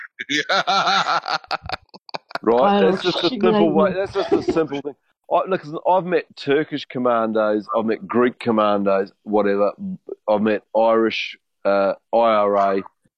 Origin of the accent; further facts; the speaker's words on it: New Zealand; I'm from New Zealand